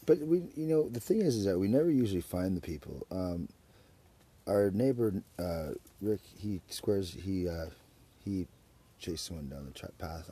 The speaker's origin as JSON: {"language": "English", "town": "Surrey", "region": "British Columbia", "country": "Canada", "tie": "born or raised there", "also_born_or_lived": "Alberta / Edmonton", "moved": "as an adult", "lives_now": "Victoria, Canada", "said": "I grew up in Surrey"}